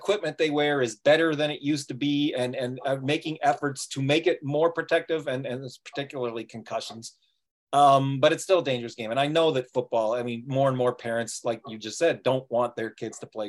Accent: Toronto, Ontario, Canada; I'm from Toronto. I'm from Canada.

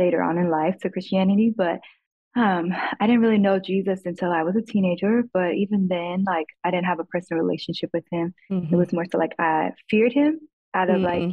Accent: Chicago, Illinois, United States; moved away; I grew up in Chicago in the hood.

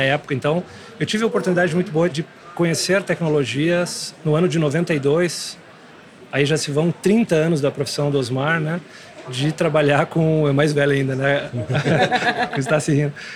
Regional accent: Santo Ângelo, Rio Grande do Sul, Brazil; moved away; vim do interior sou de Santo Ângelo

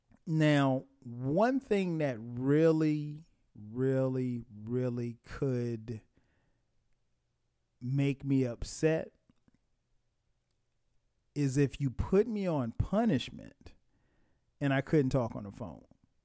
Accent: Florence, South Carolina, United States; where I grew up in Florence, South Carolina. You didn't see anybody.

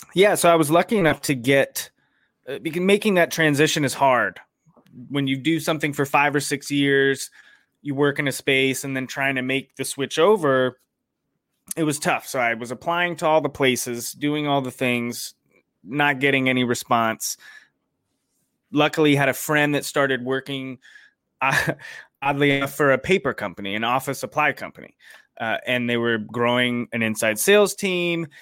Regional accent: Raleigh, North Carolina, United States; I grew up in Raleigh, North Carolina, uh, which is where I still live.

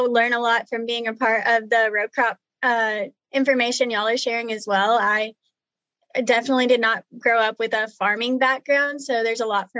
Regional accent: Texas, United States; also born or lived in Oklahoma / New Mexico / Arkansas; So I grew up on ranches and feed yards throughout Texas, Oklahoma, New Mexico, and Arkansas.

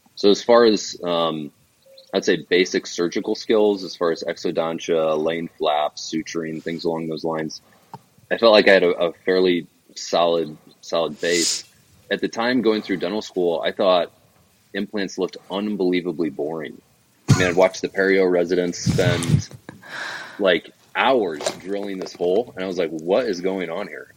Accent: Davenport, Iowa, United States; moved away as an adult; also born or lived in Colorado; now in Arizona, United States; I grew up in Davenport, Iowa, which is over on the eastern eastern side of the state on the on the Mississippi

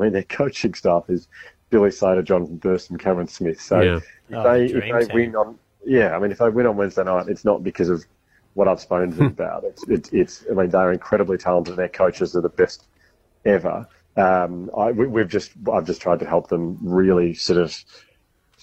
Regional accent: Melbourne, Victoria, Australia; I'm from Melbourne, so we don't really have rugby league much down here

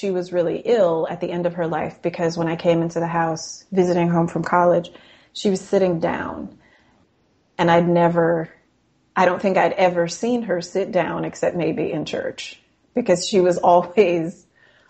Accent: Pensacola, Florida, United States; moved away; I grew up in Pensacola, which is nearby

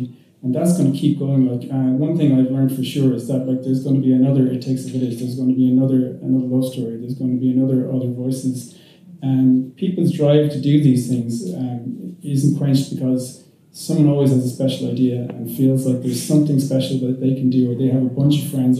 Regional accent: Limerick, Munster, Ireland; now in Dublin, Ireland; I'm from Limerick

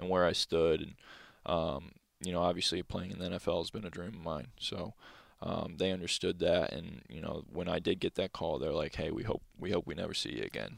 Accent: Valparaiso, Indiana, United States; moved away; growing up in Valpo

